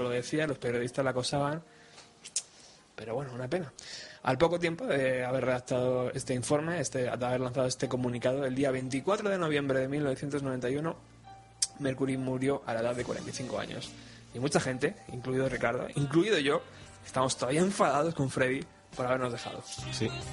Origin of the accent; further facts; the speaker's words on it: Madrid, Community of Madrid, Spain; Que como personaje que ha vivido sus 33 años en Madrid